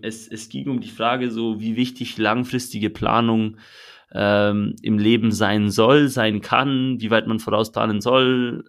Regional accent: Switzerland; ich als Schweizer

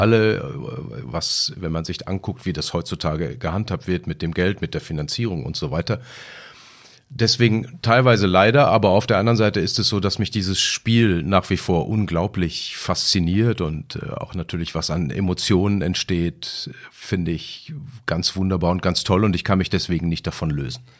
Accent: Lemgo, North Rhine-Westphalia, Germany; stamme ich eben aus Lemgo

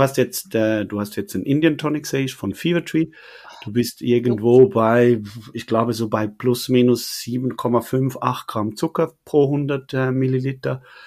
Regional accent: Switzerland; accent: Swiss; als Schweizer, wir können Hochdeutsch zwar sprechen

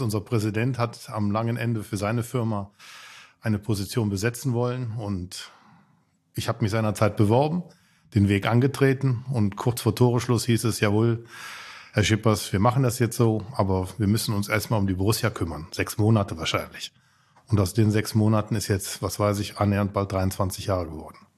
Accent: Mönchengladbach, North Rhine-Westphalia, Germany; Ich bin nicht nur in München-Gladbach geboren, ich bin sogar auf der Birkelstraße aufgewachsen

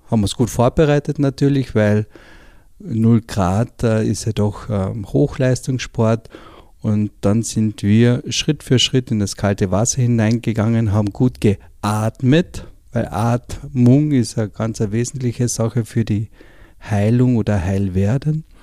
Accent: Carinthia, Austria; ich komme aus Kärnten

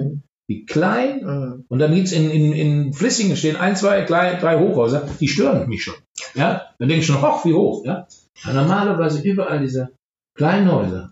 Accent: Germany; als Deutscher

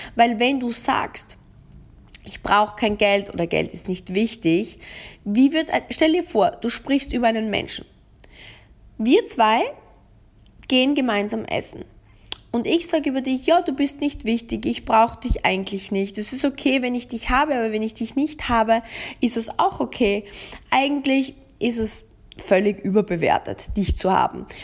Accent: Austria; bei uns in Österreich

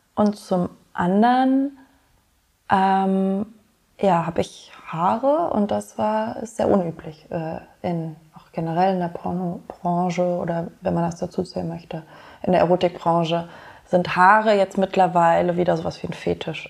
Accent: Germany; now in Berlin, Germany; ich bin in Deutschland geboren

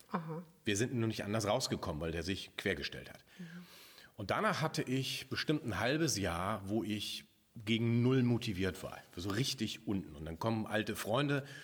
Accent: Hamburg area, Germany; ich bin so im Speckgürtel von Hamburg groß geworden

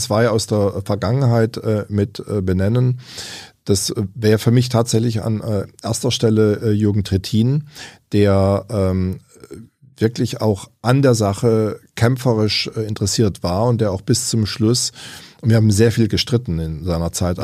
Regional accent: Überlingen, Baden-Württemberg, Germany; Ich auch selbst in meiner Heimatstadt Überlingen

